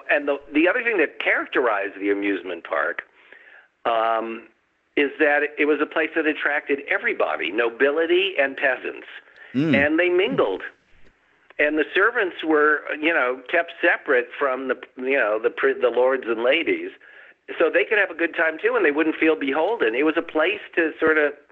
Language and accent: English; Los Angeles, California, United States; moved away; I'm originally from Los Angeles